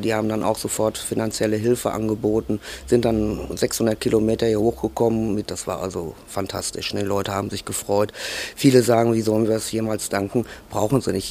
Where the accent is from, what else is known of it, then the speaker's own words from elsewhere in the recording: Altena, North Rhine-Westphalia, Germany; von klein auf bin ich also auch hier im Kino groß geworden